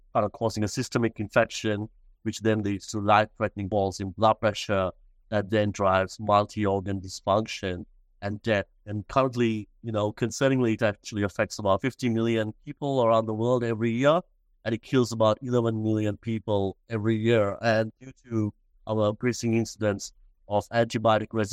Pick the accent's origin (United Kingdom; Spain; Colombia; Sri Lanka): Sri Lanka; moved away as an adult; also born or lived in Australia; now in Melbourne, Australia; I was originally from Sri Lanka, born and raised, and I came to Australia to do my university studies